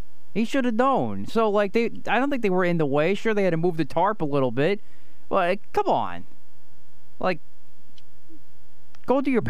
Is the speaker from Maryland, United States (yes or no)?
no; District 11, Pennsylvania, United States; I grew up in District 11.